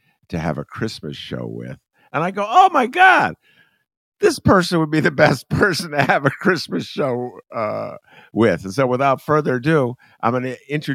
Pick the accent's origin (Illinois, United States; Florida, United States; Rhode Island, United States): Rhode Island, United States; moved away; my early years, Rummana, my Lincolnwood years were spent in Rhode Island